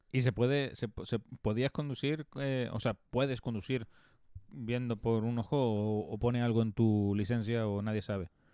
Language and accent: Spanish; Canary Islands, Spain; en el instituto yo tuve una asignatura que se llamaba Medio Natural Canario